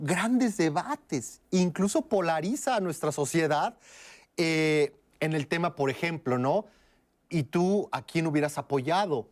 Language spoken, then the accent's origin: Spanish; Mexico; como mexicanos